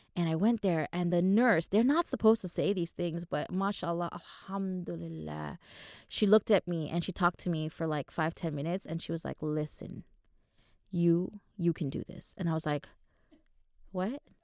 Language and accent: English; Manama, Bahrain; moved away; I was born in Manama, in Bahrain.